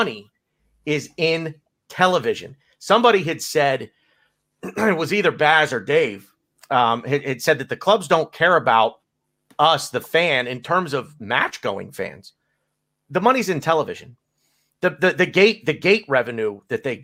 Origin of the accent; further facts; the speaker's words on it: United States; I'm American